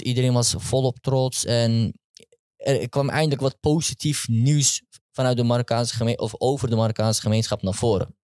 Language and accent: Dutch; Amsterdam, North Holland, Netherlands; Amsterdam West. Geboren, getogen, Westzijder, sowieso.